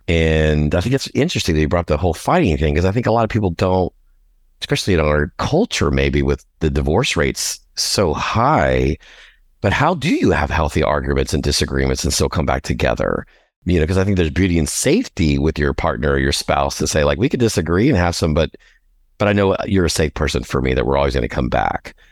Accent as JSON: {"language": "English", "town": "New Orleans", "region": "Louisiana", "country": "United States", "tie": "born or raised there", "also_born_or_lived": "Galveston, Texas", "moved": "yes", "lives_now": "Houston, United States", "said": "I was born in Galveston, but when I was three months old, we moved to New Orleans. So New Orleans is my home"}